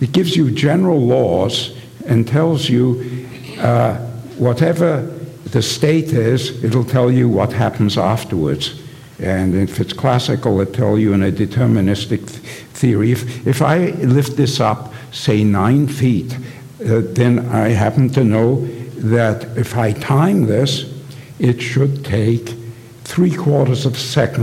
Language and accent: English; England, United Kingdom; when I was young, I was growing up in England